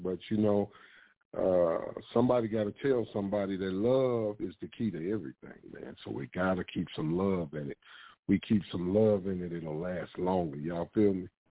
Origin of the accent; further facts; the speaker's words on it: St. Louis, Missouri, United States; Born and raised in St. Louis, Missouri, uh, but been around the world.